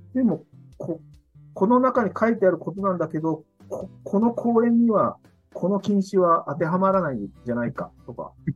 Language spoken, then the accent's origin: Japanese; Kitakyushu, Fukuoka, Japan; born or raised there